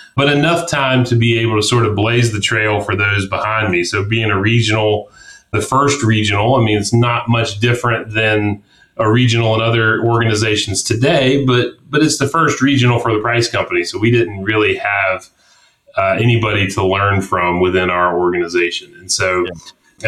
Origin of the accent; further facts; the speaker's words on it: Atlanta, Georgia, United States; also born or lived in Columbia, South Carolina; I was born in Columbia, South Carolina. Um, all of my mom's side of the family's uh, South Carolinians. And so I grew up uh, though outside of Atlanta, the northeast suburbs of Atlanta, Gwinnett County